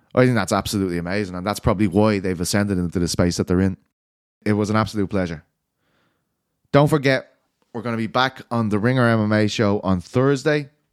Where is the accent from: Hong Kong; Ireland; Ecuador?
Ireland; I'm Irish